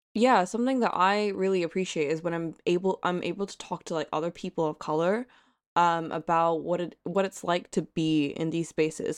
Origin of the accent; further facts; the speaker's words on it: Hong Kong; accent: American; moved away; nationality-wise, I am from Hong Kong, and I'm a Hong Konger